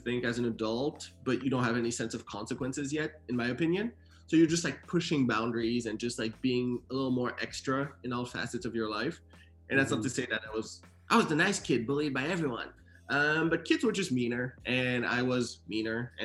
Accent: Sherbrooke, Quebec, Canada; moved away as an adult; also born or lived in Haiti; now in United States; I was born in Haiti, and then my parents moved to Montreal, Canada. Actually, 2 hours away from Montreal in Quebec, to the city of Sherbrooke, when I was around 6-7 years old. And I lived there all the way through middle school and high school.

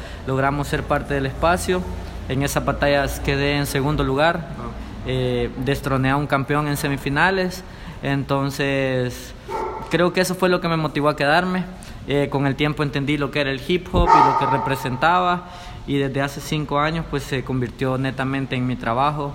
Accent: El Salvador; soy un rapero salvadoreño

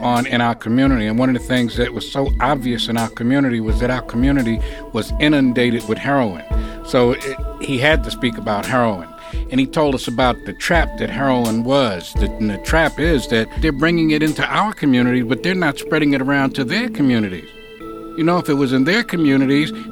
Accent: New York City, New York, United States; I was born in Harlem Hospital. I lived on Lenox Avenue between 118th and 119th Street.

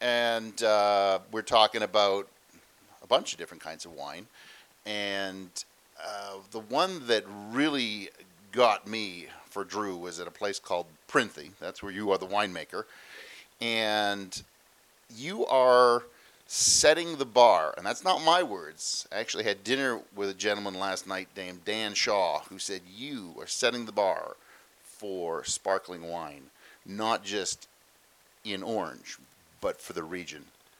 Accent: Australia; Well, yes, but we have to call it Shiraz because we're Australian.

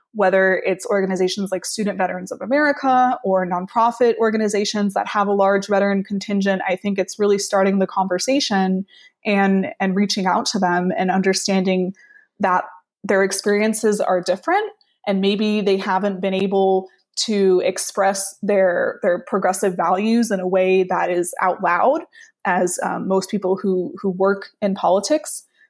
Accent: South Florida, United States; moved away as an adult; also born or lived in Washington, D.C. / New York City; I am from South Florida originally, and for the past decade, I have been living and working and studying in Washington, D C

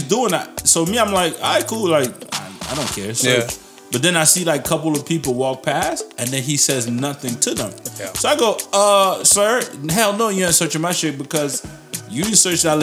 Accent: Canada; I'm from Canada

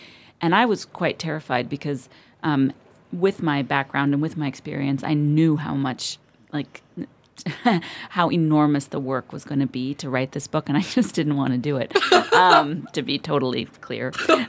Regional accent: Berlin, Germany; born there; also born or lived in United States; I was born in Berlin a long time ago. But I'm half American, half Italian, and I've spent sort of the bulk of my life in the U.S., but I moved back to Berlin 7 years ago

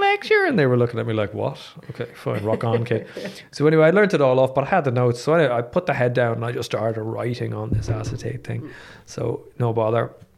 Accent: Dublin, Leinster, Ireland; I grew up in Dublin.

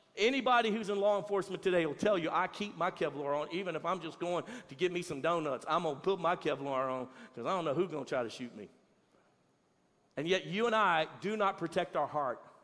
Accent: Louisiana, United States; now in Texas, United States; I'm from Louisiana

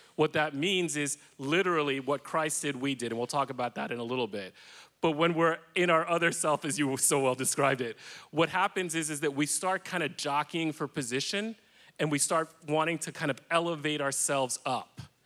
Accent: New York City, New York, United States; I was raised in Washington Heights, which is in upper Manhattan.

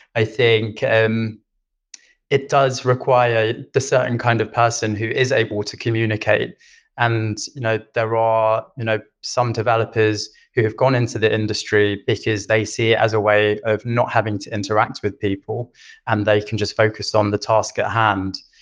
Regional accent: London, United Kingdom; moved away as an adult; now in Stockholm, Sweden; I am originally from London. I've been in Sweden for five years now

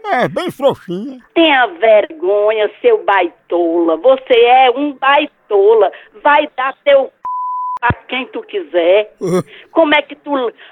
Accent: Caucaia, Ceará, Brazil; now in Switzerland; brasileira. Sou natural de Calcaia e moro aqui na Suíça.

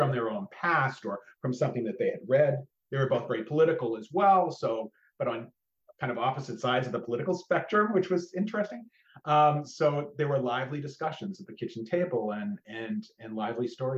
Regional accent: outside of Austin, Texas, United States; I grew up outside of Austin, just outside

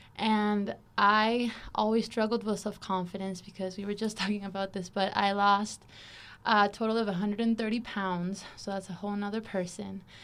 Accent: Caracas, Capital District, Venezuela; moved away as an adult; also born or lived in Miami, Florida / Washington State; now in United States; I'm originally from Caracas, Venezuela

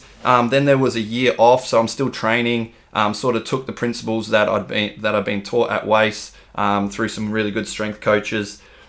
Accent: Rockingham, Western Australia, Australia; oh, I'm from Colby and Rockingham.

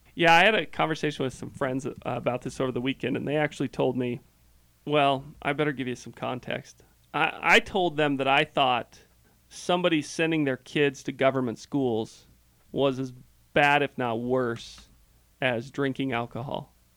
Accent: Oregon, United States; now in Utah, United States; I grew up in Oregon

